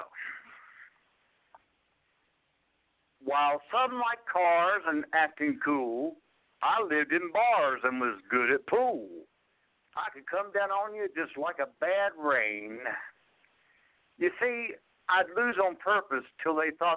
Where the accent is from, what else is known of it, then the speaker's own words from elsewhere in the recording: Blacksburg, Virginia, United States; I grew up here in Blacksburg, Virginia. I grew up some teenage years in my early 20s.